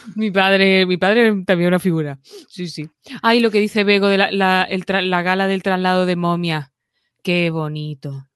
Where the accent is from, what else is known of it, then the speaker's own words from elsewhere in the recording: Lucena, Andalusia, Spain; now in Madrid, Spain; en Lucena, en mi pueblo